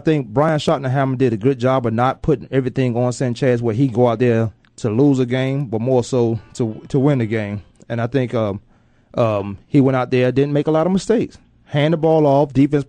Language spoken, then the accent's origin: English; Newport News, Virginia, United States; moved away; where I grew up in Newport News, Virginia